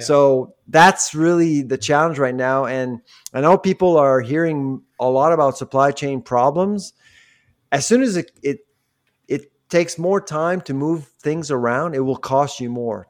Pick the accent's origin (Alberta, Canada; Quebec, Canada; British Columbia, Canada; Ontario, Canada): Quebec, Canada; I grew up in Quebec when I was a kid